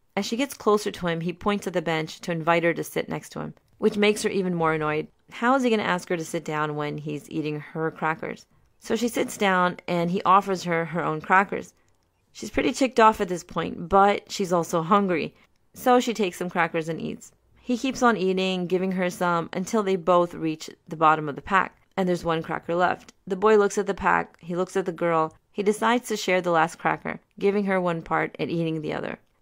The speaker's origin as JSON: {"language": "English", "region": "Maryland", "country": "United States", "tie": "born or raised there", "also_born_or_lived": "Pakistan", "said": "I was born in Pakistan, but came to the U S at only three years old, and I grew up in Maryland for most of my life"}